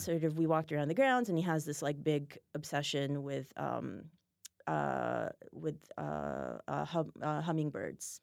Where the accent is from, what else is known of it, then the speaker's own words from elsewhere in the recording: Israel; moved away; I'm from Israel